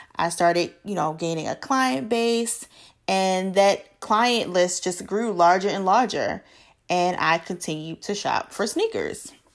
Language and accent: English; Baltimore, Maryland, United States; now in Charlotte, United States; I am originally from Baltimore, Maryland, born and raised